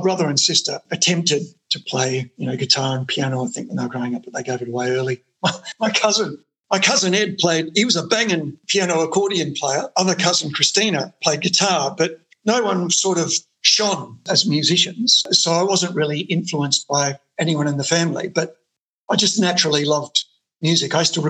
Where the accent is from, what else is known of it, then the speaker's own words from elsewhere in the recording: Adelaide, South Australia, Australia; moved away as an adult; now in Melbourne, Australia; I was born in Adelaide in 1962, Queen Victoria Hospital. I grew up in Norwood. Before Norwood was trendy, it was a pretty trashy place back then, full of immigrants. My parents were Polish immigrants.